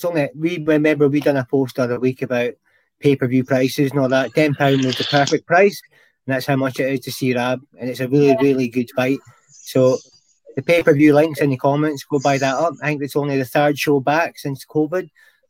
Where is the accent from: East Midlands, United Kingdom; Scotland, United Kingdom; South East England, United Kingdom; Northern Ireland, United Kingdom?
Scotland, United Kingdom; I know I'm Scottish